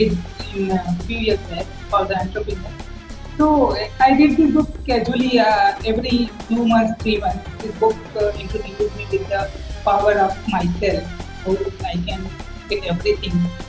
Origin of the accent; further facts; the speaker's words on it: India; I'm from India